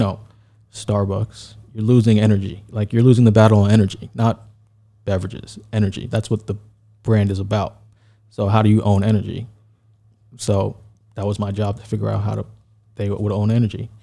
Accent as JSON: {"language": "English", "town": "New York City", "region": "New York", "country": "United States", "said": "I'm from New York, Brooklyn, then Queens"}